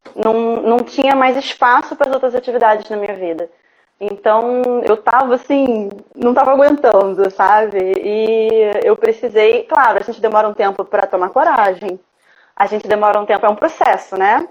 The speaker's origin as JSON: {"language": "Portuguese", "region": "Rio de Janeiro", "country": "Brazil", "said": "Eu sou do Rio de Janeiro"}